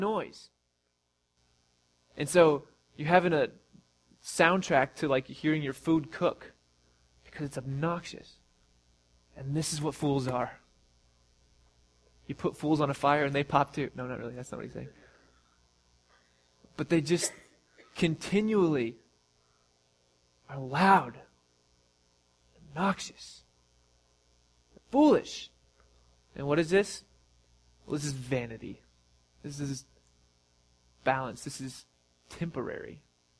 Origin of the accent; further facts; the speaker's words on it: Missouri, United States; we're from Missouri